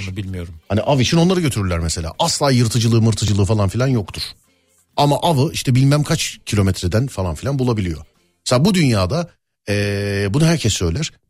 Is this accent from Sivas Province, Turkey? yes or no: yes; Sivas Province, Turkey; Sivaslı mısınız abi? Biz Sivaslıyız da.